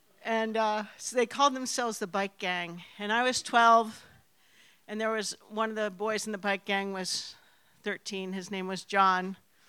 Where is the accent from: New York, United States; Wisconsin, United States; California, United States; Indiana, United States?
New York, United States; New York City; moved away; when I was little, I grew up in New York City, and lived on a quiet little street